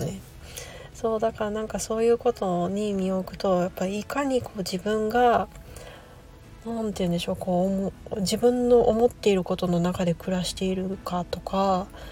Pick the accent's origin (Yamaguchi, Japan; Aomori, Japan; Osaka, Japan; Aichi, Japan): Aichi, Japan; moved away as an adult; also born or lived in Kansai / US West Coast; now in United States; もともと私愛知 出身で